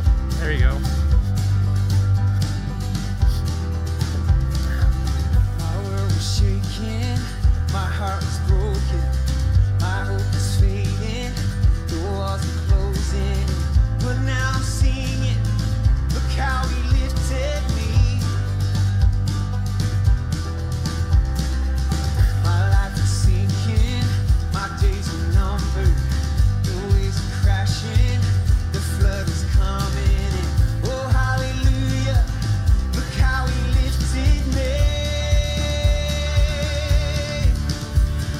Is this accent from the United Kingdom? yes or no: no; just outside Toronto, Ontario, Canada; moved away as an adult; now in Ukraine; I'm born and raised in Canada, just outside Toronto. Grew up on a farm.